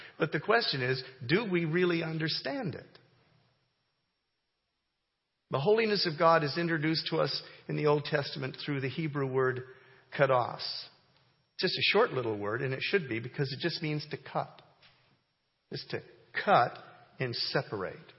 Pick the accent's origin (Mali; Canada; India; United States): Canada; moved away; I grew up in Canada